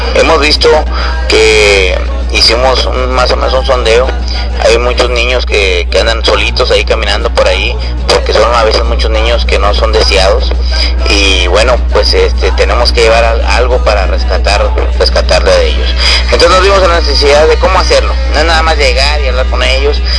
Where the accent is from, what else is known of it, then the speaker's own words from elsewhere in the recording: Río Bravo, Tamaulipas, Mexico; somos de Río Bravo